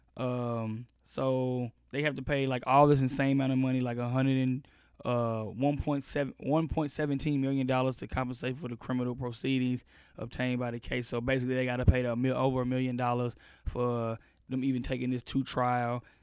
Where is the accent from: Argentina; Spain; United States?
United States; Austin, Texas; I'm from Austin